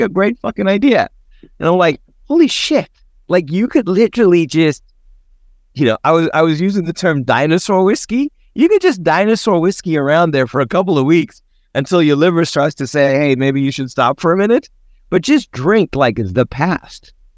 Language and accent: English; South Africa; growing up in South Africa